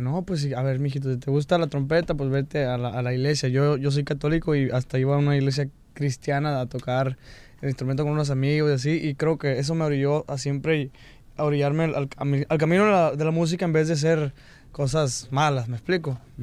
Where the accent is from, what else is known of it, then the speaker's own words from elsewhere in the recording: Mexico; cuando estoy aquí en Estados Unidos siento que porto mi bandera de México